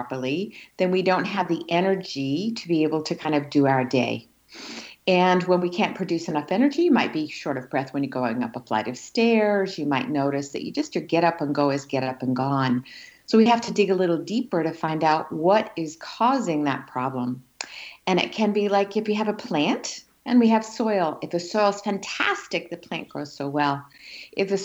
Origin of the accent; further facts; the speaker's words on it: Australia; now in United States; So I grew up in Australia in the outback